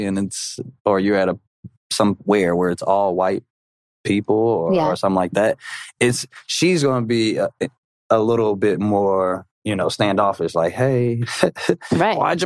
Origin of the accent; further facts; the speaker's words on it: Minnesota, United States; also born or lived in Atlanta, Georgia; I'm from Atlanta, and then you put me in Minnesota